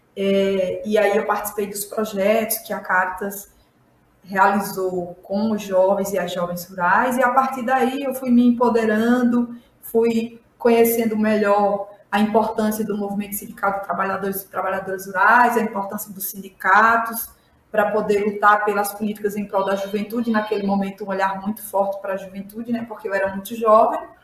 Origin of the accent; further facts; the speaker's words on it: Ouro Branco, Alagoas, Brazil; Eu sou sertaneja, sou do estado de Alagoas, da região semiárida, um município chamado Ouro Branco Alagoas